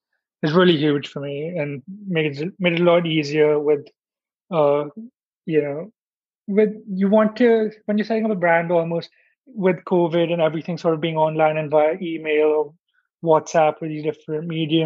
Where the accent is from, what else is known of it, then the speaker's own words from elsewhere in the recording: India; being in India and like sort of speaking the language and being connected with some people like just by being Indian